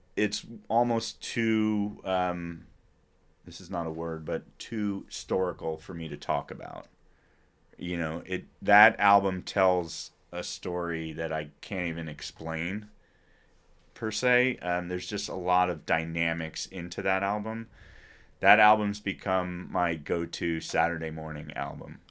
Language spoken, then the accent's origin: English; Princeton, New Jersey, United States; also born or lived in New York City; I'm a kid from New Jersey